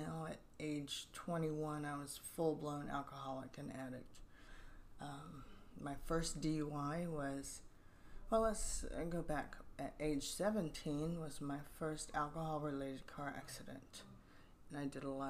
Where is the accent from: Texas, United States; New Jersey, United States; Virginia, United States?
Virginia, United States; now in Cape Coral, United States; I've been down here since 1990. I'm originally from Virginia